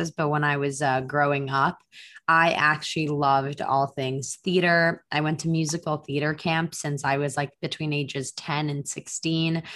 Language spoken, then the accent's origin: English; Israel; English is a second language; also born or lived in Moscow, Russia; I was born in Israel. I'm first generation Israeli. And then between ages one to eight, I lived in Moscow. Um, I speak Russian at home. And then when I was eight, my mom and my brother and I actually moved back to Israel.